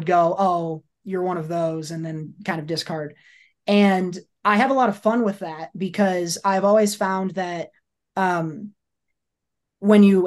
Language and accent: English; Iowa, United States; moved away; also born or lived in Georgia; I grew up in Iowa